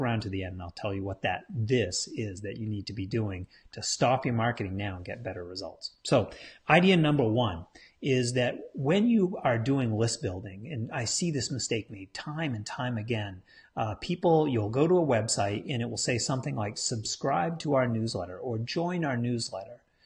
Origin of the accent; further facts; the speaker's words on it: New England, United States; I'm from New England. We're big Patriots fans up here.